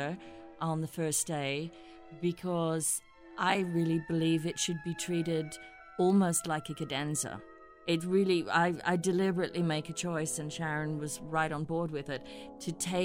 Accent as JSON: {"language": "English", "country": "Australia", "also_born_or_lived": "Hamburg, Germany", "moved": "as an adult", "said": "as an Australian"}